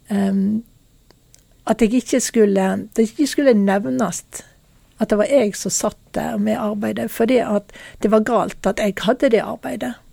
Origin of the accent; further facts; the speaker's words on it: Norway; Det som var problemet i den tida, det var når jeg eh, var hjemme i Norge.